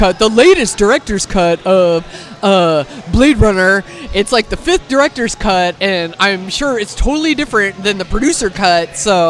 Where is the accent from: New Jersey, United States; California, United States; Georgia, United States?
California, United States; Concord; now in San Francisco, United States; So I moved here in 2008, but I grew up in Concord and spent my whole life there and went away to college to Chico State and got a journalism degree, moved back to the Bay Area. Once again, just moved back to Concord